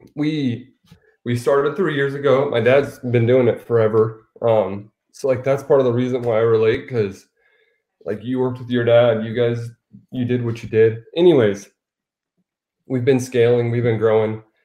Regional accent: Arizona, United States

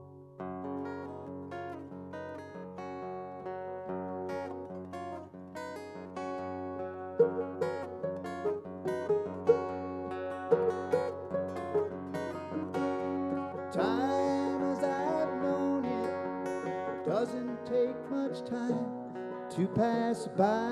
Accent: Illinois, United States; We are these guys from Illinois

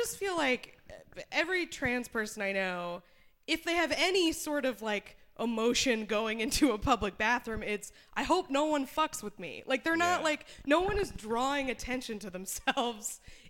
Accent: New Hampshire, United States; moved away; also born or lived in Austin, Texas; I'm from New Hampshire.

